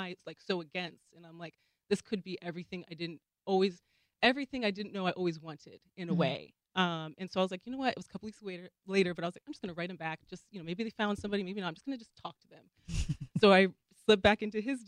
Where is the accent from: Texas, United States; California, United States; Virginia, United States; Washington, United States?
Washington, United States; Seattle; also born or lived in New Jersey; Born in New Jersey, but grew up in Seattle